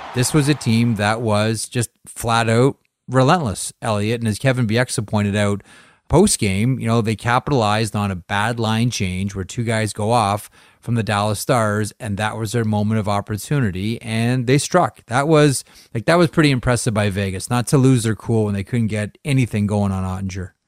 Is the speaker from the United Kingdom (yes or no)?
no; just a little bit north of Toronto, Ontario, Canada; in my hometown, just a little bit north of Toronto